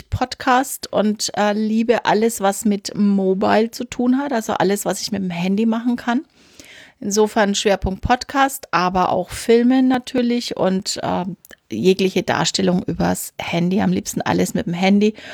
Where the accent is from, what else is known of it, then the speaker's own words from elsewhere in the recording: Nuremberg, Bavaria, Germany; ich bin äh, aus Franken.